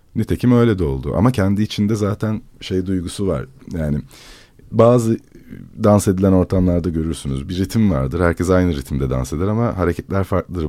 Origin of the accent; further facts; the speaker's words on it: İzmir, Turkey; moved away as an adult; doğmadım çünkü orada ama büyüdüğüm diyeyim yani büyüdüğüm mahallede